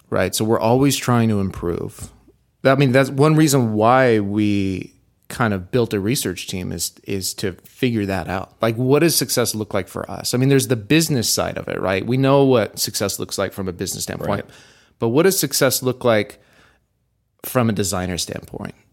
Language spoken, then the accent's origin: English; Houston, Texas, United States; moved away; also born or lived in Dallas, Texas; I like to consider myself being raised in Houston